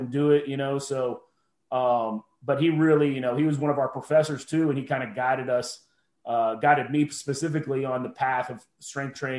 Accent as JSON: {"language": "English", "town": "Youngstown", "region": "Ohio", "country": "United States", "tie": "born or raised there", "said": "I'm originally from Northeast Ohio, from Youngstown, Ohio area."}